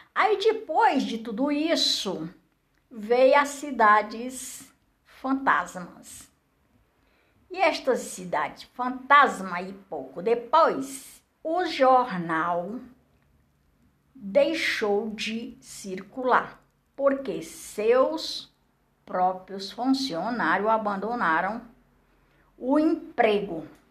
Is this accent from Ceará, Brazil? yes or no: yes; Barro Branco, near Pentecoste, Ceará, Brazil; moved away as an adult; also born or lived in Cerquinha, near Pentecoste; now in Brasília, Brazil; Nasci lá na Seriquinha, me criei em Barro Branco. Aí depois casei, fui andando, andando, crescendo e agora estou aqui em Brasília.